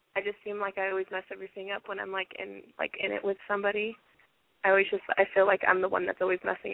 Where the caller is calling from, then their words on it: Seattle, Washington, United States; Seattle, 17.